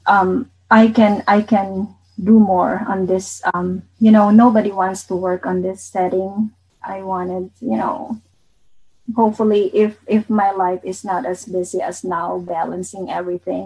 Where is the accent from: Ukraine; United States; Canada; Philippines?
Philippines; Bicol Region; I'm from Bicol